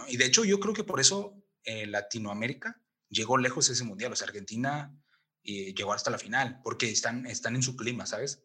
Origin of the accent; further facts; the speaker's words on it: Mexico; yo como mexicano